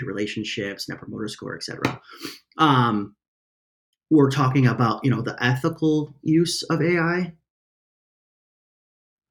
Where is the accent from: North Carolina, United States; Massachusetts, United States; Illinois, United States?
Illinois, United States; Chicago; I'm from Chicago